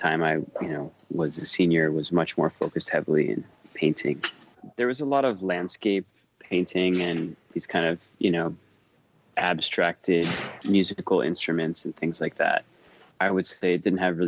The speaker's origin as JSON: {"language": "English", "town": "Miami", "region": "Florida", "country": "United States", "tie": "born or raised there", "also_born_or_lived": "Cleveland, Ohio", "moved": "yes", "lives_now": "New York City, United States", "said": "I was born in Cleveland, but don't really remember that period. As I moved to Miami, I think when I was 3 or 4, and primarily grew up in Miami"}